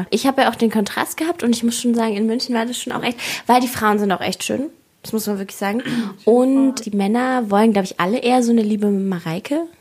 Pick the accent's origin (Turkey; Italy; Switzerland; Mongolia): Mongolia; moved away; ich komme ja aus der Mongolei.